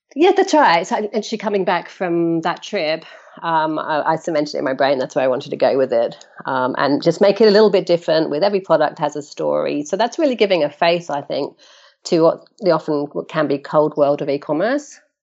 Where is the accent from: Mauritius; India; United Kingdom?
United Kingdom; London; moved away as an adult; now in Australia; 'cause I'm originally from London, um, and now living in Australia